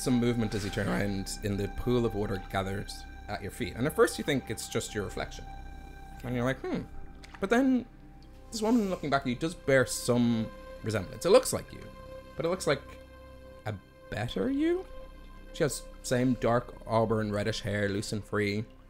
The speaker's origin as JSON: {"language": "English", "town": "Dublin", "region": "Leinster", "country": "Ireland", "tie": "born or raised there", "also_born_or_lived": "Greystones, County Wicklow", "said": "I am from Dublin."}